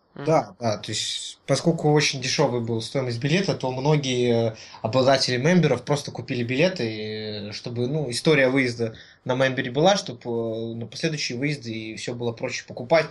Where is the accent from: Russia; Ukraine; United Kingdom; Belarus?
Belarus; мы белорусы со своей национальной валютой доллар